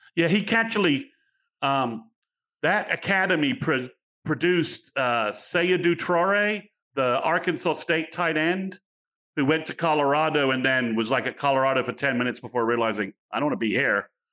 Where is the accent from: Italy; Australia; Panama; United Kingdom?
United Kingdom; England; moved away; I'm from England